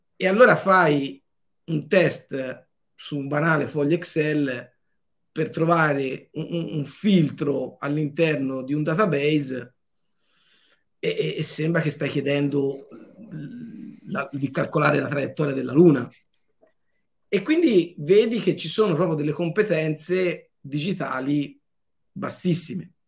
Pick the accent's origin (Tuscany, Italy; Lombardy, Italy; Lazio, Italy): Tuscany, Italy; Montelupo Fiorentino; 20 minuti da me eh, è nato Leonardo, a 20 minuti di qua è nato Dante, io sono nato nel mezzo